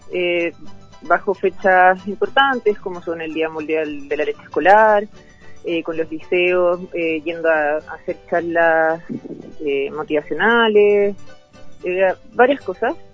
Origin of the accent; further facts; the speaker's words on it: Río Bueno, Los Ríos, Chile; Yo toda mi vida me quedé en el campo. Mi familia tiene una lechería, yo soy del sector de Río Bueno eh, cerca de bueno